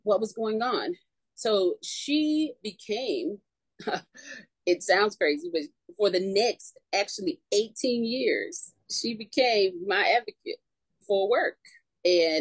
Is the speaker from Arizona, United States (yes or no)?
no; North Carolina, United States; moved away as an adult; now in Florida, United States; I'm originally from North Carolina, so I had an offer to come to Florida and work.